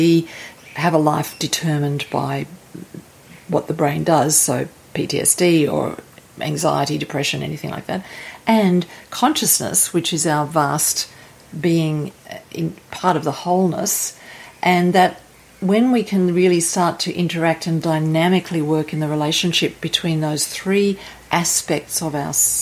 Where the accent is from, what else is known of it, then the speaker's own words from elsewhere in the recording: Sydney, New South Wales, Australia; moved away; I'm from Sydney, Australia